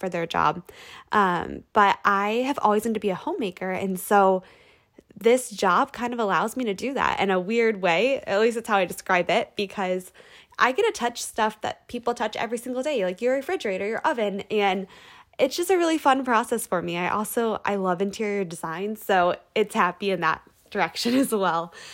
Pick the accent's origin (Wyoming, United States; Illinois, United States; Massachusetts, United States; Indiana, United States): Indiana, United States; moved away as an adult; also born or lived in Ohio / Michigan; now in California, United States; I'm from Indiana originally, but recently I moved across the country to California